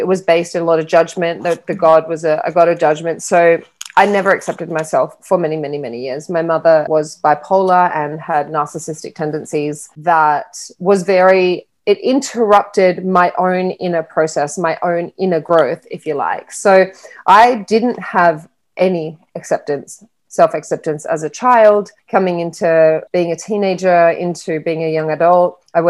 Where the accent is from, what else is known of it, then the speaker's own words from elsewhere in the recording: Australia; moved away; also born or lived in London / Miami; So I'm originally from Australia and I'm a global traveler. So I haven't really stayed in Australia much in my life. I lived in London for a long time. I moved to Miami in 2018